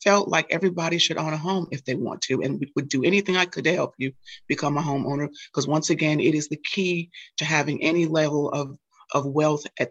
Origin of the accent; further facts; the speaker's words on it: New York, United States; growing up in New York and growing up, I was the only girl out of 4 children